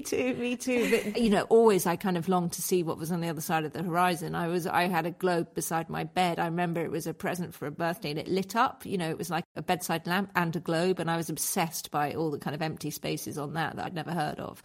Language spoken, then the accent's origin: English; Scotland, United Kingdom; I was brought up in Scotland